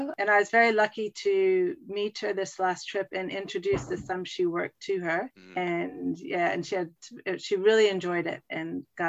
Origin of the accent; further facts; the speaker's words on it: Vermont, United States; moved away as an adult; also born or lived in Lake Placid, New York / Kenya / South Africa / Hong Kong; I'm from Vermont, originally from Vermont, and went to Ski Academy in Lake Placid, New York, and then went to the University of Vermont. And when I finished UVM, I started traveling and ended up in Kenya and then off to South Africa.